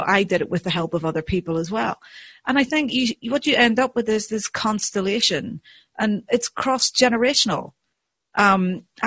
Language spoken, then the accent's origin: English; Ireland; as an Irish person, you know, I was brought up to talk and tell stories and, you know, and yabber